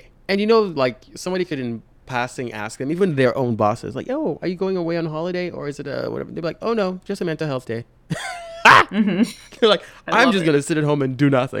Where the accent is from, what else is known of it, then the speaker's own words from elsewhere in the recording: Nigeria; moved away; I'm Nigerian